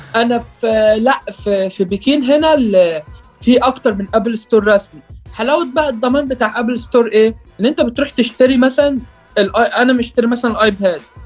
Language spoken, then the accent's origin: Arabic; Egypt; also born or lived in Riyadh, Saudi Arabia; انا اتولدت في السعوديه في الرياض وقعدت ست سنين هناك بعد كده جيت مصر